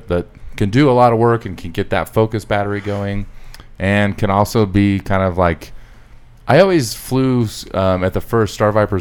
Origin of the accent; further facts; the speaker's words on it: Utah, United States; I'm from Utah.